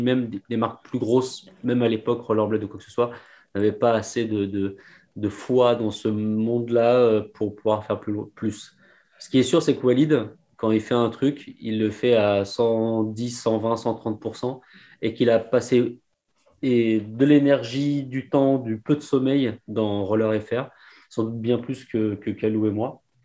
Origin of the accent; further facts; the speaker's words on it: Paris, Île-de-France, France; on est parisien